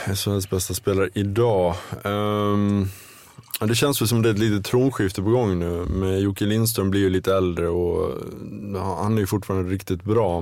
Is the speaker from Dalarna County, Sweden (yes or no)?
yes; between Ludvika and Smedjebacken, Dalarna County, Sweden; moved away as an adult; det är nog mellan Ludvika och Smedjebacken i Dalarna där jag är uppvuxen. Det räknar jag for, fortfarande som hem trots att jag inte bott där egentligen på närmare 20 år.